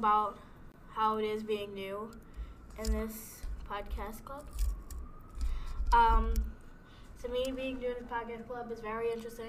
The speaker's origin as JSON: {"language": "English", "country": "Jamaica", "said": "I am Jamaican."}